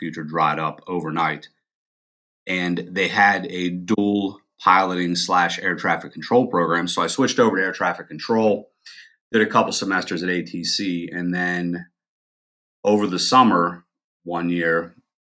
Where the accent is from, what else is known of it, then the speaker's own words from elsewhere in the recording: Pennsylvania, United States; also born or lived in North Carolina; I moved back from North Carolina back to Pennsylvania.